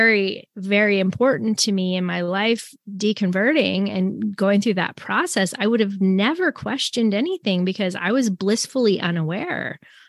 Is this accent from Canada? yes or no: yes; Canada; also born or lived in Tacoma, United States / Anchorage, United States; because I grew up in the Brethren Assembly in Canada. And then whenever we lived in the States, so I lived in Tacoma, Washington, and I lived in Anchorage, Alaska.